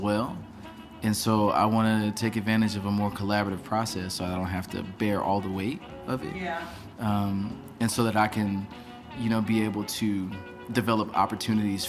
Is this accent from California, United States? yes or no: no; near East St. Louis, southern Illinois, United States; I'm actually from Illinois, on the east side, so like about 5 minutes from East St. Louis. All of my family is really from that part of southern Illinois.